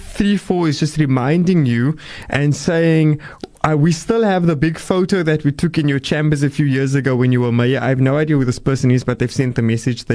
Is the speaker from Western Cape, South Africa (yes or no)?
yes; Cape Town, Western Cape, South Africa; I'm from the Southern Suburbs.